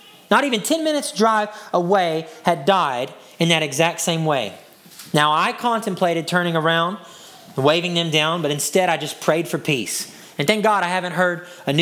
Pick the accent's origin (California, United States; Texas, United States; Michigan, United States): Texas, United States; Hudson; my hometown, Hudson, Texas.